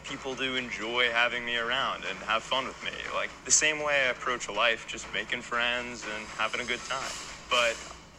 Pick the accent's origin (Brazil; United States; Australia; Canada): United States; Jacksonville, Florida; I'm from Jacksonville, Florida, and I develop apps.